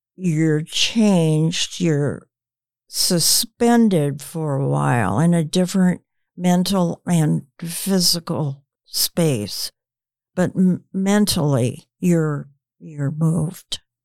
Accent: United States; growing up in the United States

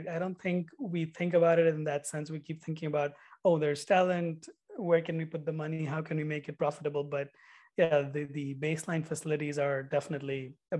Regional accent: India; growing up in India, I played cricket

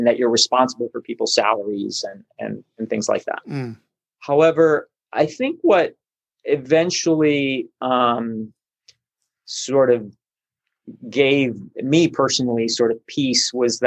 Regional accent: Buenos Aires, Argentina; now in Burbank, United States; I'm Argentinian. So I was born in Buenos Aires

